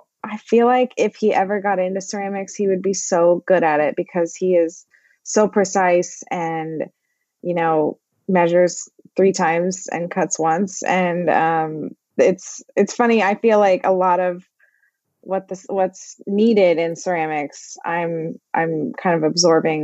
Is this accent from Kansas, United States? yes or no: yes; Overland Park, Kansas, United States; I grew up in Overland Park, which is like a suburb of Kansas City